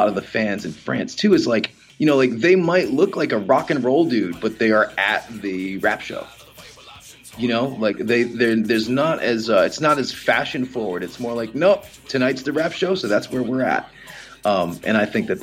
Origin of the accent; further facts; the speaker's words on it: outside Providence, Rhode Island, United States; now in Portland, United States; I'm originally from outside Providence, Rhode Island. And I moved up here